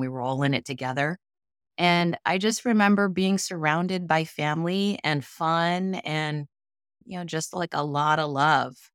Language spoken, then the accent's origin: English; Honolulu, Hawaii, United States; moved away; I'm fourth generation Japanese American in, from Honolulu, Hawaii